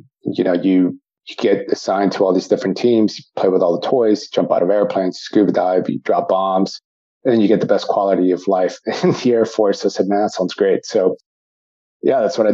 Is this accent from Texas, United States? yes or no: yes; San Antonio, Texas, United States; also born or lived in Austin, Texas; I was raised here in San Antonio, Texas